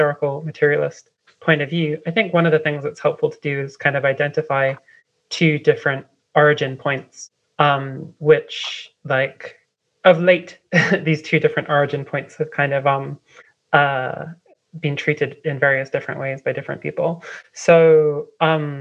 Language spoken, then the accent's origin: English; London, United Kingdom; moved away as an adult; now in Vienna, Austria; I'm from London